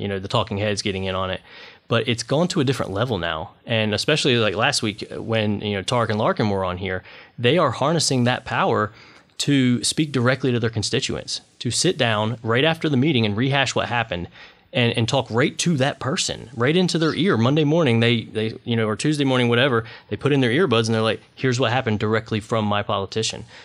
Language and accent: English; Washington, North Carolina, United States; I grew up in Washington, North Carolina.